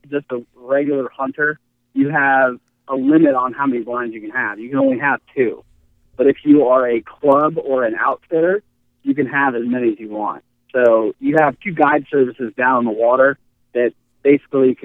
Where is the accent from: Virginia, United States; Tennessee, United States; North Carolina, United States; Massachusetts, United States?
Virginia, United States; Fairfax; moved away as an adult; now in Pennsylvania, United States; It's definitely been an experience moving up here versus growing up in Virginia. Being 22 miles south of D.C.